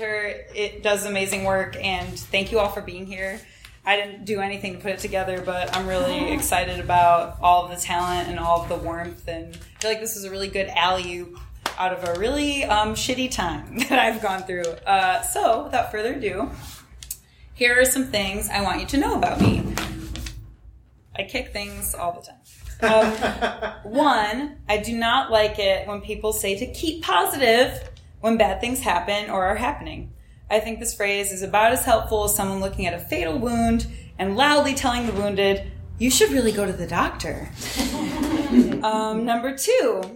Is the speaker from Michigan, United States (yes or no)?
no; Chicago Southland, Illinois, United States; I grew up on the final forest-preserved fringe of the Chicago Southland before it turns into farmland